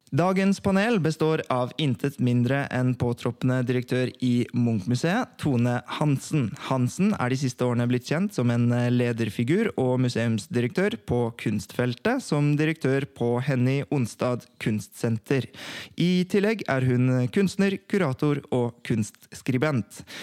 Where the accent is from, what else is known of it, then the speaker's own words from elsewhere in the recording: Oslo, Norway; jeg vokste opp på Oppsal